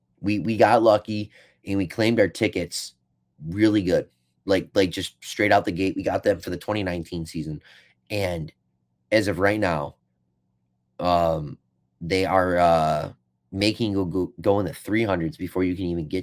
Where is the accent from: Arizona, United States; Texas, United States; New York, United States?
New York, United States; West Seneca; West Seneca.